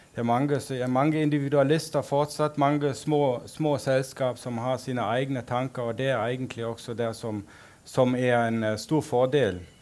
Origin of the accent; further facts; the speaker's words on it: Berlin, Germany; also born or lived in Sogn og Fjordane, Norway; now in Norway; opprinnelig kom jeg fra Berlin